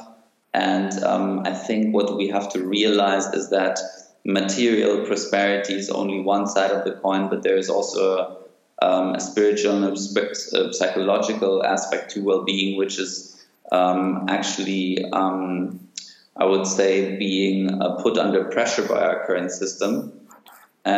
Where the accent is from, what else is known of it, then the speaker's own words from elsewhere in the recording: Munich, Bavaria, Germany; also born or lived in Athens, Greece; born and raised in Munich with stints in Athens